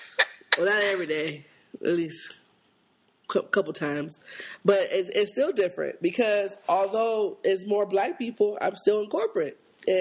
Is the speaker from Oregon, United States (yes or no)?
no; Seattle, Washington, United States; now in Lawrenceville, United States; I grew up on 26th Avenue, Central District. That's where I grew up.